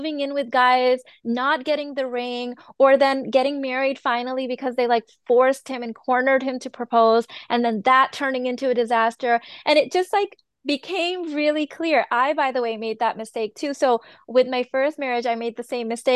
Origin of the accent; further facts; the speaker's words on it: Chicago, Illinois, United States; I was born and raised in Chicago, grew up here idolizing the American culture.